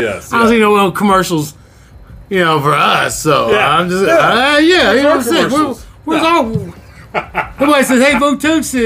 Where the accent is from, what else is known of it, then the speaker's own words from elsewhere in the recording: California, United States; Oh, I'm sorry. We're from California.